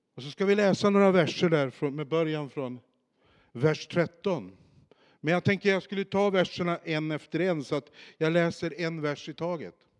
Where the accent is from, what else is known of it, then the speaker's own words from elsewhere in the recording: Boliden, Västerbotten County, Sweden; jag är ju uppvuxen i Skellefteå i ett samhälle som heter Boliden som ligger utanför Skellefteå